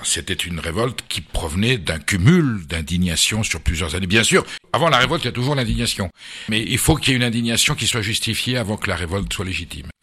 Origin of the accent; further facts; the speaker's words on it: Basque Country, Nouvelle-Aquitaine, France; also born or lived in Boulogne-Billancourt; je suis basque et on vivait au Pays basque